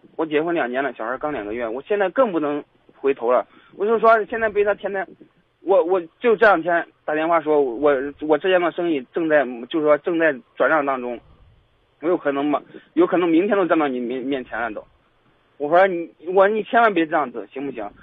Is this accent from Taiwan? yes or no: no; Pingdingshan, Henan, China; moved away; 我们老家是平顶山的